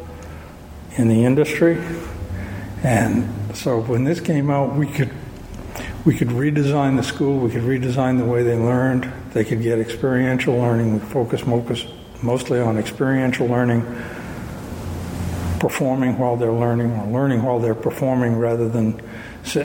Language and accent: English; Searsport, Maine, United States; moved away as an adult; I grew up here in Searsport, graduated from Searsport in 1963